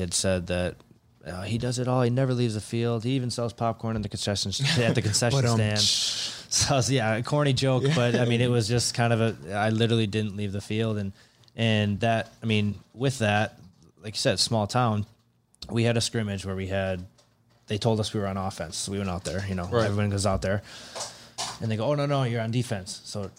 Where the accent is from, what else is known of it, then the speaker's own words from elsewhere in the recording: near Milwaukee, Wisconsin, United States; I'm 25 minutes from Milwaukee.